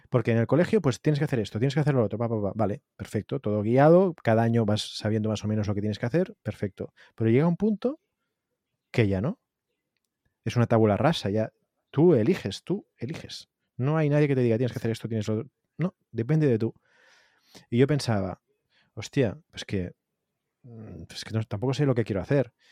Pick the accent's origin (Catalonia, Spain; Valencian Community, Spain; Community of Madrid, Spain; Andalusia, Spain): Catalonia, Spain; Tarragona; y yo soy de Tarragona.